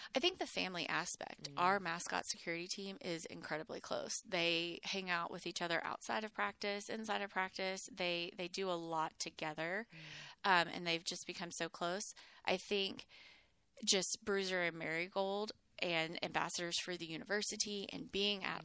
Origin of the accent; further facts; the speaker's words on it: Mineola, Texas, United States; also born or lived in Houston, Texas / Plainview, Texas; now in Waco, United States; I had grown up in Mineola, which is a tiny, tiny little East Texas town